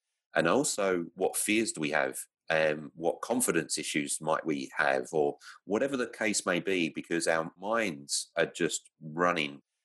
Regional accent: London, United Kingdom; moved away as an adult; now in Victoria, Australia; I grew up in London

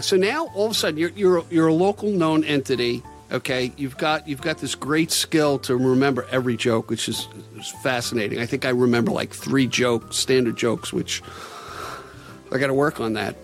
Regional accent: Long Island, New York, United States; I'm from Long Island.

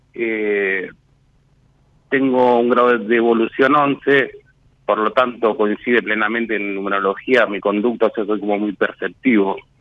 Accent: Béccar, Buenos Aires Province, Argentina; en el barrio donde, donde nací, en Becar

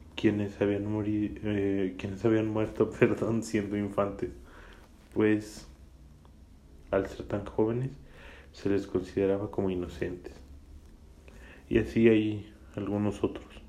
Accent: Mexico; aquí en mi país natal, México.

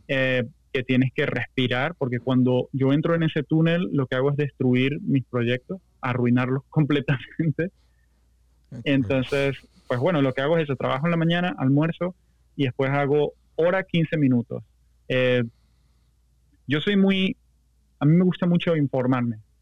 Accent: Venezuela; moved away; yo soy ultra venezolano

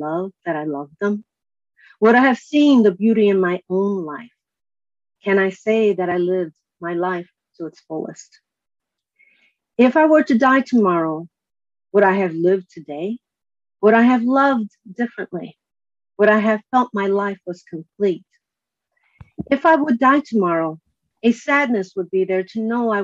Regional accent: Chicago, Illinois, United States; now in California, United States; I was born and raised in Chicago

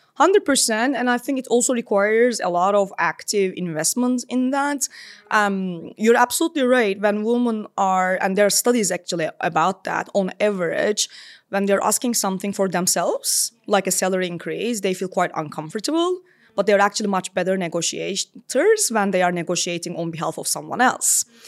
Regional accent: Istanbul, Turkey; moved away as an adult; now in London, United Kingdom; I was born in Istanbul and lived, uh, maybe like half of my life there

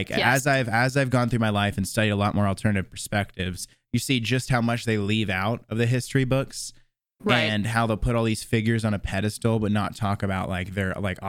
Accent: Tallahassee, Florida, United States; also born or lived in Jacksonville; now in Nashville, United States; Born and raised in Tallahassee, and I spent 4 years in Jacksonville, and I just moved to Nashville like 4 months ago or something like that.

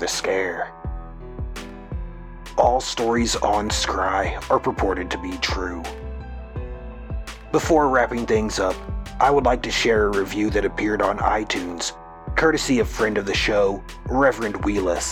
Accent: Missouri, United States; I am from Missouri

